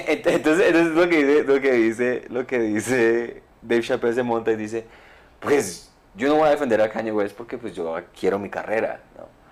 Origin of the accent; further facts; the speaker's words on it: Colombia; como colombiano